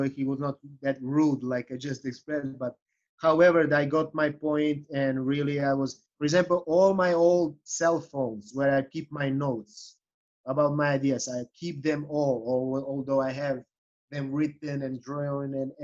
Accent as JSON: {"language": "English", "country": "Serbia", "second_language": "English", "moved": "as an adult", "lives_now": "Chicago, United States", "said": "I'm originally from Serbia"}